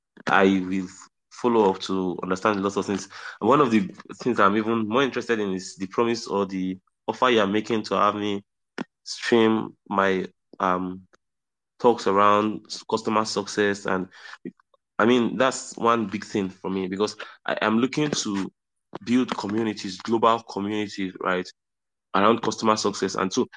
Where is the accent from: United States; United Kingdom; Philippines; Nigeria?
Nigeria; Southwest; one Yoruba masquerade, because I'm Nigerian, like I'm from Southwest, Western Nigeria, right?